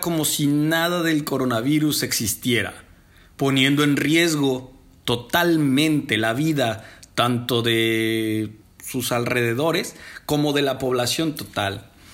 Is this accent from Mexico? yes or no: yes; Mexico; desde mi México lindo y querido